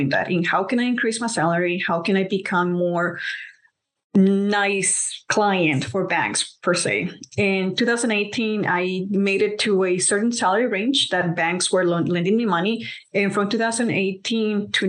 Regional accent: Colombia; moved away; I'm from Colombia, so we're immigrants

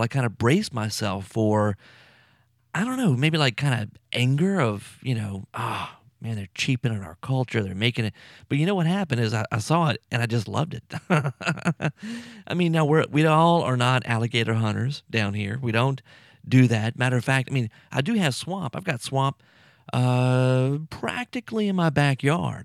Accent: Louisiana, United States; moved away; I'm from Louisiana

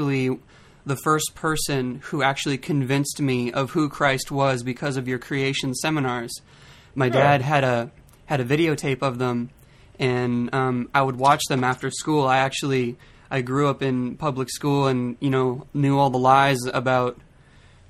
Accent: Redmond, Oregon, United States; We're from Redmond, Oregon

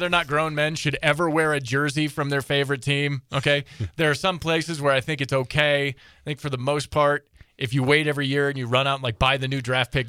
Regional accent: Detroit, Michigan, United States; now in Montana, United States; I'm from Detroit

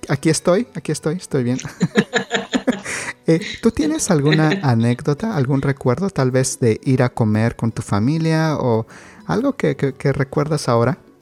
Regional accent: Mexico; en México tenemos juguetes artesanales

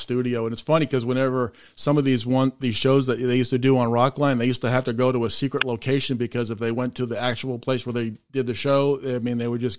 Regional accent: Boston, Massachusetts, United States; now in Memphis, United States; we're from the Boston area, and I'm down here in Memphis

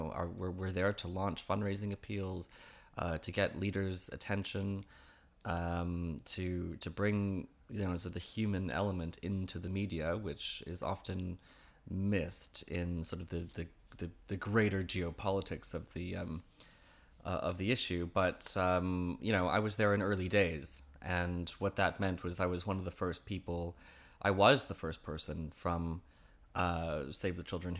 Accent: Vancouver, British Columbia, Canada; moved away as an adult; also born or lived in Toronto; now in London, United Kingdom; I grew up in around Vancouver, actually, Canada, and Toronto is my adult Canadian home since before I came here.

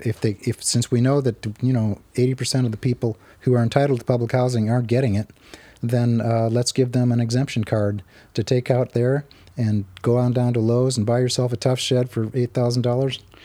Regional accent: Arizona, United States; I grew up in Arizona

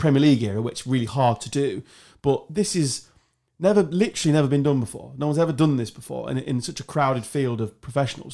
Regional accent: England, United Kingdom; I'm English, or British

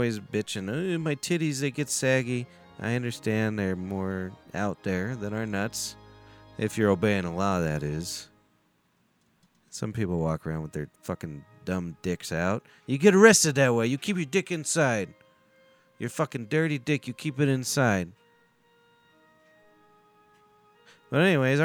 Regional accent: United States; I'm fucking American.

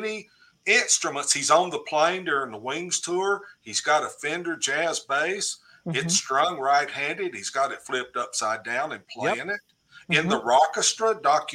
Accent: Cookeville, Tennessee, United States; in my hometown

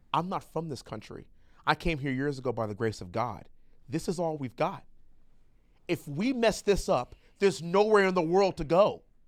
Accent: United States; we Americans

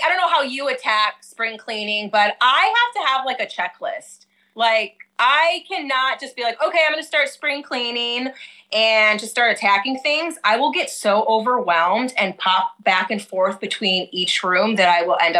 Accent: United States; also born or lived in Michigan / Chicago, Illinois; now in Hawaii, United States; I'm from Michigan and Chicago

